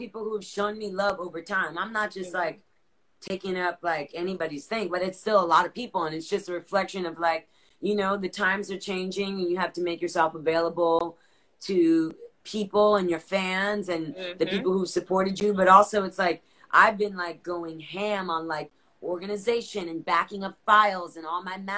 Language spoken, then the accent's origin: English; South Florida, United States; I'm the first American in my family, and I grew up in South Florida